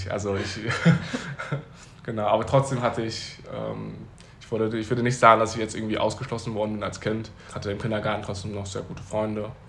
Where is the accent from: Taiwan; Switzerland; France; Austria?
Taiwan; born there; dass ich 1997, wie gesagt, in Taiwan geboren wurde